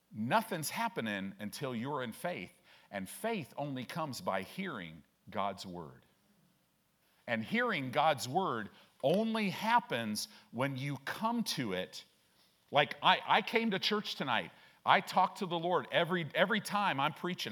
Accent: Chicago, Illinois, United States; now in Omaha, United States; I grew up in Chicago

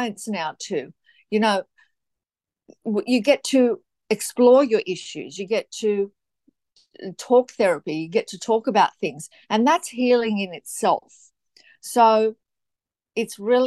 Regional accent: Gold Coast, Queensland, Australia; also born or lived in Sydney, New South Wales; So I'm from the Gold Coast, Queensland, Australia. I was born in Sydney

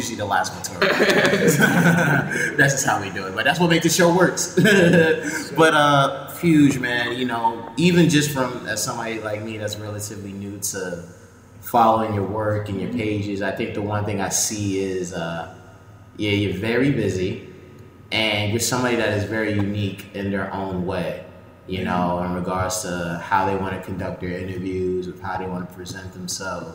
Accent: Yonkers, New York, United States; I grew up in the South Yonkers, so in Getty Square

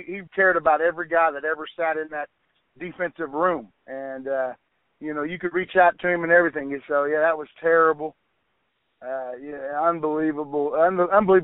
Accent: Oklahoma, United States; moved away; my background growing up in Oklahoma

